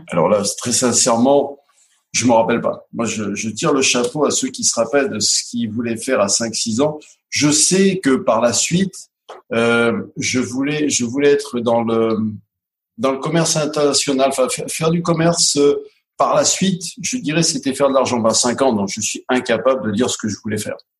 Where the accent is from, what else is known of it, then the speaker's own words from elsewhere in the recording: Grenoble, Auvergne-Rhône-Alpes, France; je suis né à, à Grenoble, il y a, il y 58 ans